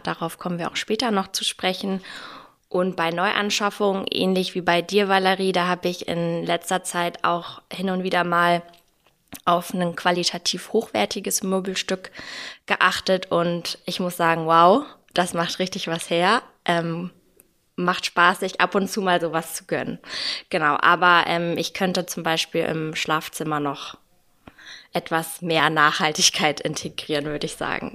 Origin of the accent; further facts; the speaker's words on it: Hamburg, Germany; moved away; aus meiner Heimat Hamburg